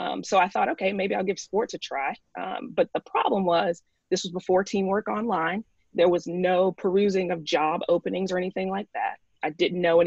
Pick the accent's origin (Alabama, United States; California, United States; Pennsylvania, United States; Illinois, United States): Alabama, United States; Tuscaloosa; now in New York, United States; I am from Tuscaloosa